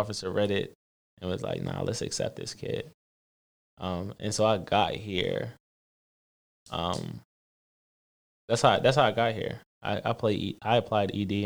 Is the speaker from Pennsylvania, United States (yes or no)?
yes; Philadelphia, Pennsylvania, United States; I'm originally from West Philly. Um, I got a older brother, a little brother. little sister, uh, grew up with two parents